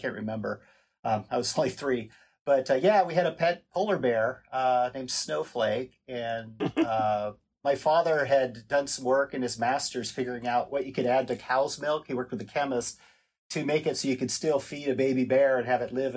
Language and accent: English; Seattle, Washington, United States; also born or lived in Anchorage, Alaska; I mostly grew up in Seattle ultimately